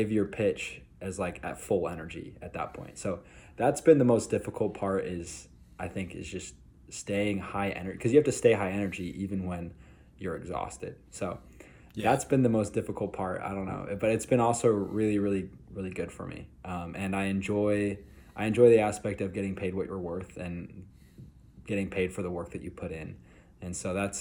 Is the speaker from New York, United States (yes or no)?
no; Utah, United States; I'm from Utah